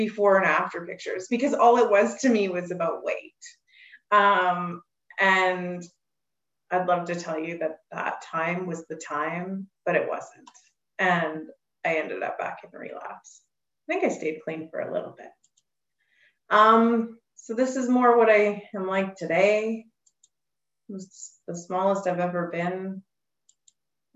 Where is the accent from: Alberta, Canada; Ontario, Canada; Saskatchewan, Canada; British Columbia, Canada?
Alberta, Canada; I'm from Alberta, Canada